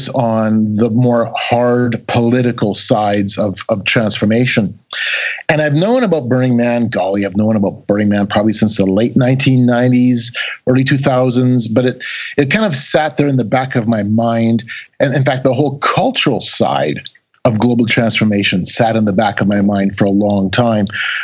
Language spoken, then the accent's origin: English; Canada; I'm a Canadian